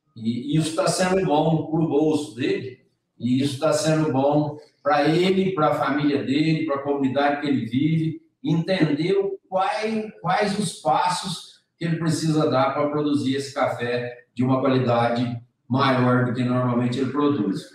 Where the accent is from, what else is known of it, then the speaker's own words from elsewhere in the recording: Brazil; nós, como brasileiros, como grandes consumidores de café